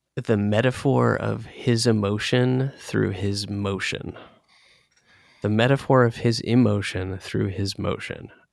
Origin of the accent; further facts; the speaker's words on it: Northern Virginia, United States; moved away; we grew up in Northern Virginia